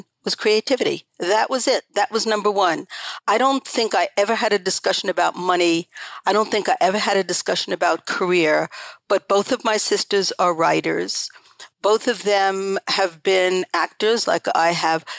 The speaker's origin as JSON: {"language": "English", "region": "New York", "country": "United States", "tie": "born or raised there", "also_born_or_lived": "Paris, France / Lausanne, Switzerland", "moved": "as an adult", "said": "I grew up in a completely neurotic household in New York, in Laurelton, actually. That was the name of the town I grew up"}